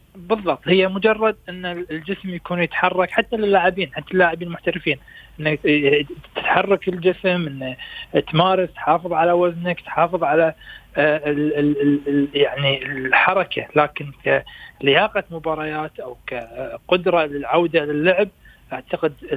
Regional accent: Kuwait; احنا عندنا في الكويت

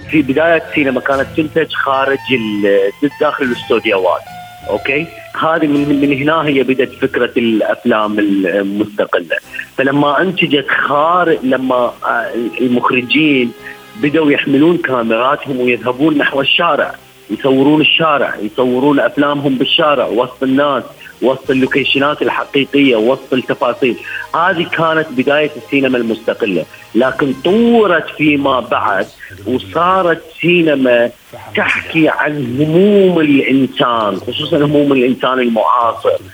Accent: Iraq; احنا كيف نعيش كعراقيين بعد 2003

